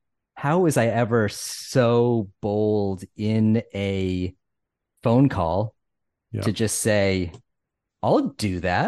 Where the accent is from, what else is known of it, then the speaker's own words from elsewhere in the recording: Connecticut, United States; accent: Northeast; It's my Connecticut upbringing and my weird Northeast accent.